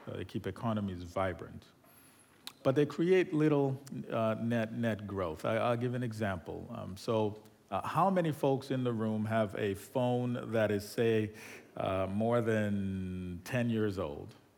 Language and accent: English; Nigeria; moved away; I'm originally from Nigeria